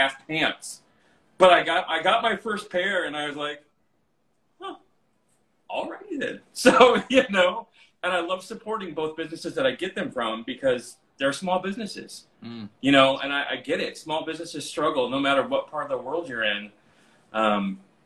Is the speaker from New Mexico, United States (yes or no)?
yes; Albuquerque, New Mexico, United States; the gay club in Albuquerque, that's where I'm from